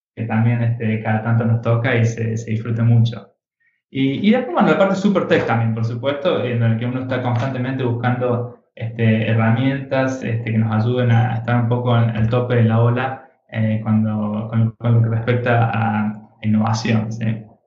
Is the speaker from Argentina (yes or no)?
yes; Argentina; also born or lived in United States; now in Barcelona, Spain; siendo un poco argentino, mujer francesa